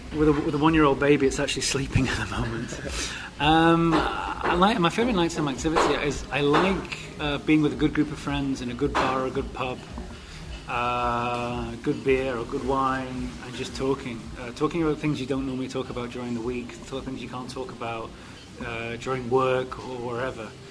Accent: Manchester, North West England, United Kingdom; moved away as an adult; also born or lived in Czech Republic; now in Prague, Czech Republic; I'm originally from Manchester in England. I've lived in the Czech Republic

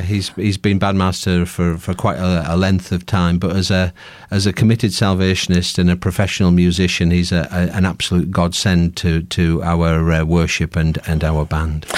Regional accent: Workington, North West England, United Kingdom; I'm from Workington, just nearby.

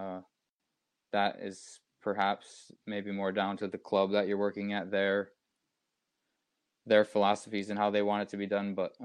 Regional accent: United States; Growing up in the United States

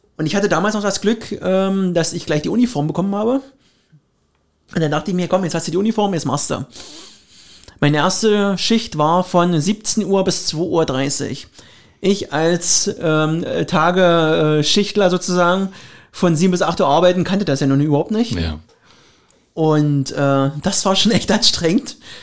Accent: Finsterwalde, Brandenburg, Germany; meine Heimat, also Finsterwalde

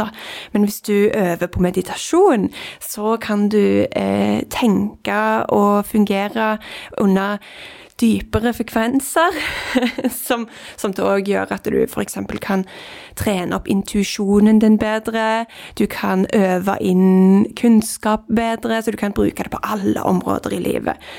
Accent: Norway; jeg er født i Norge

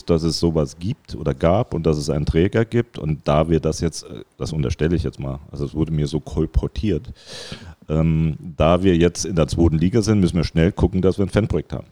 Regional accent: Saarland, Germany; als Saarländer, ich bin absoluter Saarländer, wie viele Saarländer Saarländer sind

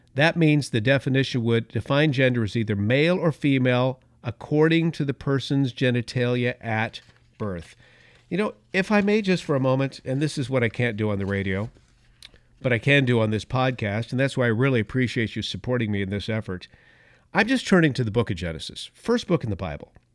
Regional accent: Los Angeles, California, United States; now in Northern California, United States; I was born in East Los Angeles. I know that I wore the Dodger blue as a kid, uh, but now I live up here and I've lived most of my years up here

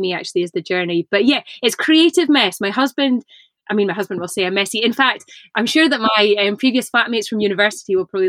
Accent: Inverness, Scotland, United Kingdom; I grew up in Inverness in the north of Scotland

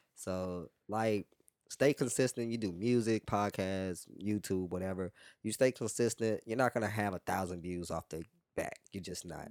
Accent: Louisiana, United States; also born or lived in New Orleans; now in Houston, United States; growing up in Louisiana

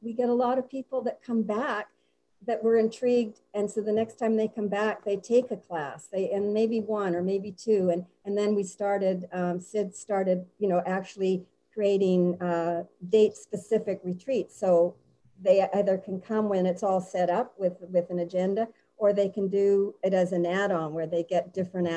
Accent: Winnipeg, Manitoba, Canada; moved away as an adult; I'm from Winnipeg, Canada

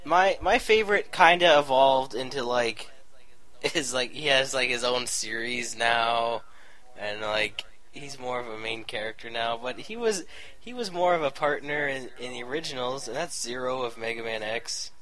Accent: Canada; I'm Canadian, all right?

